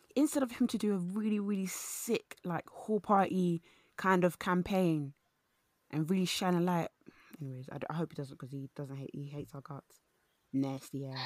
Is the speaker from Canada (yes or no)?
no; London, United Kingdom; I went to a, a, a London, East London primary school